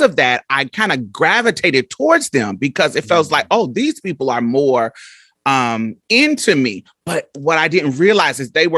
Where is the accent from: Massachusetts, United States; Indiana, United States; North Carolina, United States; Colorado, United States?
Indiana, United States; Indianapolis; I grew up in Indianapolis, Indiana, so we both from the Midwest